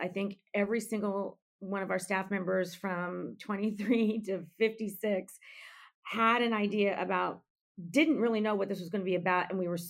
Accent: Central California, United States; I'm from Central California

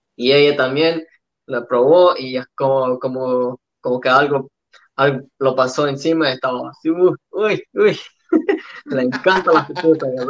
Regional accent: Australia; born or raised there; also born or lived in El Salvador

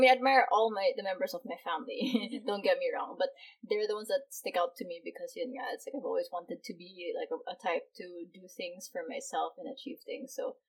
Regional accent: Philippines; also born or lived in Hong Kong; because we were raised both in Hong Kong and the Philippines, so I don't find the follow traditional ways of like, as my older sister, I don't really call her ate

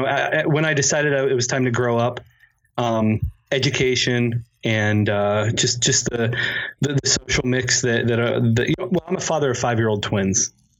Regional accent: Western Pennsylvania, United States; moved away as an adult; also born or lived in Upstate New York; now in Rochester, United States; I grew up in Western Pennsylvania

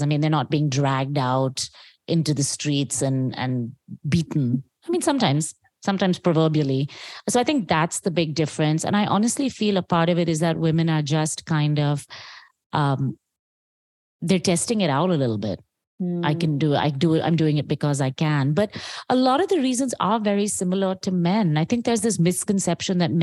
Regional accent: India; as an Indian woman

